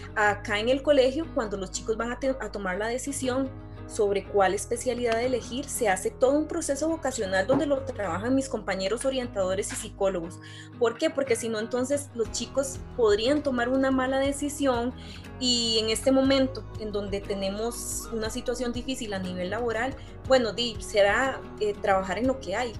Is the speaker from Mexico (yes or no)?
no; Costa Rica; lo que somos nosotros los ticos